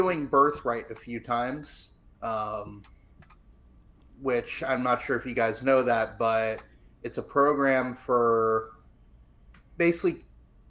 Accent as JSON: {"language": "English", "country": "United States", "tie": "born or raised there", "said": "I am an American. I was born in the United States. I am an American citizen. I'm not an Israeli citizen. I can be at any point if I go there. But as of right now, I just have the one citizenship"}